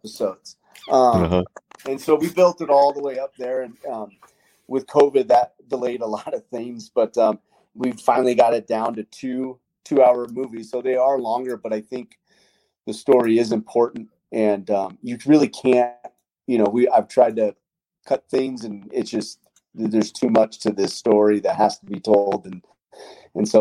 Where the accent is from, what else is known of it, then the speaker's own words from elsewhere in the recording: Colorado, United States; I grew up in Colorado